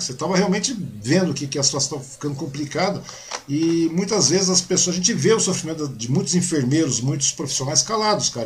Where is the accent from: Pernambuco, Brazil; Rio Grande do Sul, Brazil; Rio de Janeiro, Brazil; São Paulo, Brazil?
São Paulo, Brazil; Mogi das Cruzes; now in Suzano, Brazil; sou de Mogi, né, cara? Eu nasci em Mogi